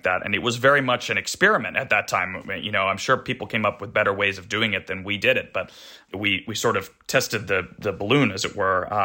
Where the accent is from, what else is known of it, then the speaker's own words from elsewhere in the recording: California, United States; moved away as an adult; I grew up in California